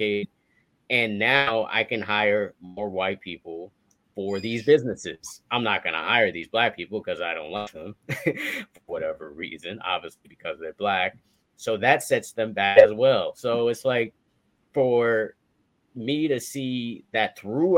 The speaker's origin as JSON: {"language": "English", "town": "Miami", "region": "Florida", "country": "United States", "tie": "born or raised there", "said": "we Haitian. We grew up in Miami"}